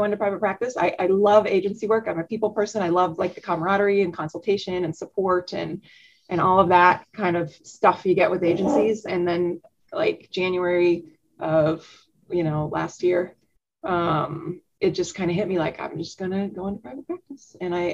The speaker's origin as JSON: {"language": "English", "town": "Omaha", "region": "Nebraska", "country": "United States", "tie": "born or raised there", "said": "growing up in Omaha"}